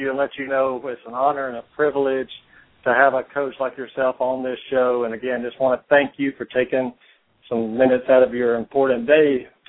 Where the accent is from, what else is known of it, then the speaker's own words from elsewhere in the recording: Albertville, Alabama, United States; now in Atlanta, United States; I am from Albertville, Alabama. That's north of Birmingham.